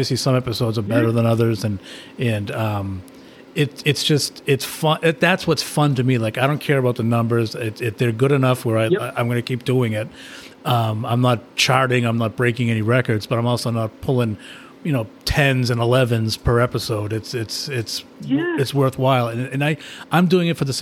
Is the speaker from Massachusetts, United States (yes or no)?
yes; Massachusetts, United States; I'm some schmuck from Massachusetts